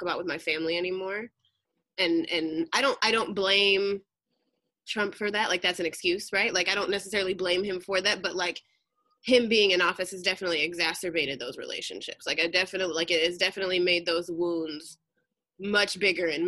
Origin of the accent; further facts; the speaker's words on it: Southwest Michigan, United States; now in California, United States; Originally from Southwest Michigan, so not Detroit